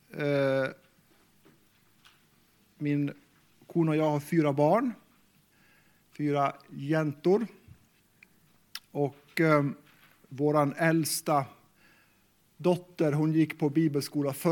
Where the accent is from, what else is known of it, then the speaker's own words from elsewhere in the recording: Sweden; first language Meänkieli; Swedish is a second language; Mitt första språk är kvenska, meänkieli. Det är det språk som jag lärde av mina föräldrar. Och eh, faktiskt sen har jag lärt mig svenska i skolan.